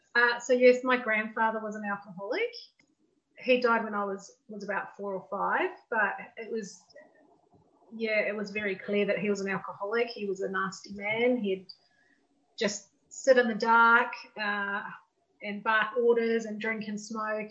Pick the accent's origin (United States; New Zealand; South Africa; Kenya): New Zealand; I grew up in New Zealand too, just like Gillian.